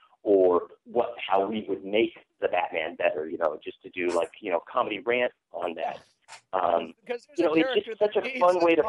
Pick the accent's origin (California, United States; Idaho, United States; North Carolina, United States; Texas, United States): Idaho, United States; I come from Southern Idaho.